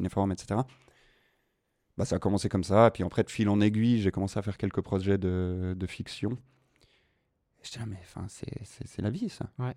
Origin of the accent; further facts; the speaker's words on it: Morges region, Vaud, Switzerland; Je viens de la région morgienne.